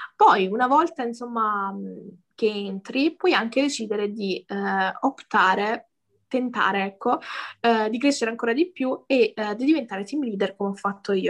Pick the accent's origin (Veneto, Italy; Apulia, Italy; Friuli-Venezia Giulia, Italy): Apulia, Italy; a small village in the province of Lecce; Vengo da, da, da Lecce, in realtà da un, paes- da un paesino proprio piccolo piccolo in provincia